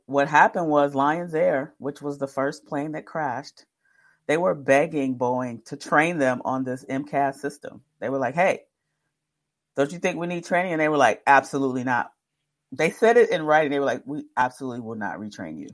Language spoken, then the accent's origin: English; Detroit, Michigan, United States; I'm from Detroit